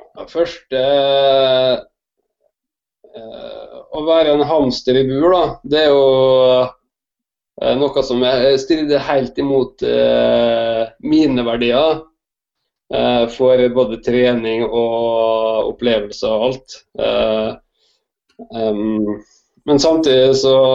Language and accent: Norwegian; Molde, Møre og Romsdal, Norway; moved away as an adult; also born or lived in Oslo; jeg er født i Molde eh, og oppvokst i Molde på et gårdsbruk